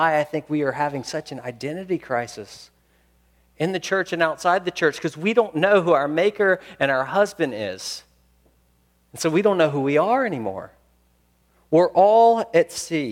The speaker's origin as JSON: {"language": "English", "town": "Memphis", "region": "Tennessee", "country": "United States", "said": "I'm from Memphis, Tennessee."}